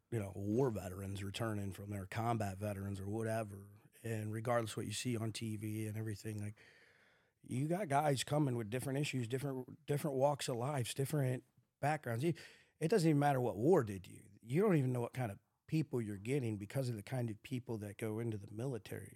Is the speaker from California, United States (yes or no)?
no; St. Louis, Missouri, United States; we weren't growing up in West County with money.